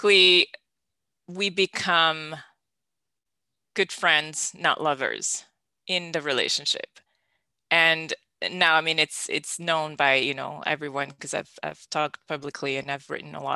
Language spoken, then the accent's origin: English; Belgium; I'm born and raised in Belgium